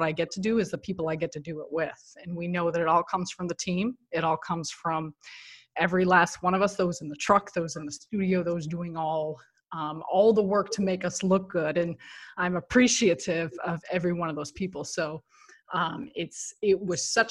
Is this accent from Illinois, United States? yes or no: yes; Chicago, Illinois, United States; moved away as an adult; now in New York, United States; me being born and raised in Chicago, and it's where I have my roots